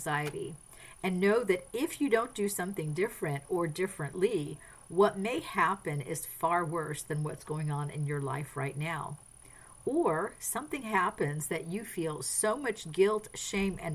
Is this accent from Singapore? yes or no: no; France; moved away; I grew up in France. I speak French